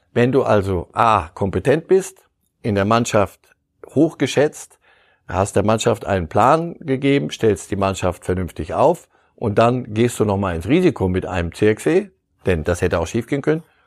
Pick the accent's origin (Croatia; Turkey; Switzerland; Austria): Turkey; Istanbul; moved away as an adult; now in Munich, Germany; ich komme aus Istanbul, ich lebe seit über 25 Jahren hier in München